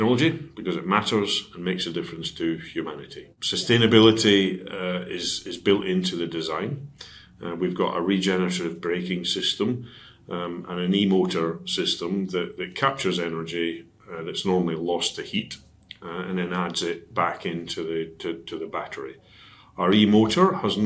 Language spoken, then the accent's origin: English; Dundee, Scotland, United Kingdom; now in Cheshire, United Kingdom; my hometown team is Dundee United